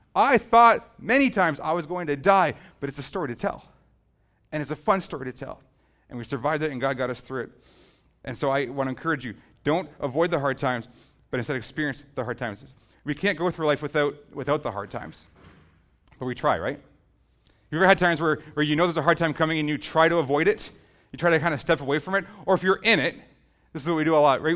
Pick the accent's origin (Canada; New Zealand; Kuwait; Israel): Canada; Southern Ontario; We're from Southern Ontario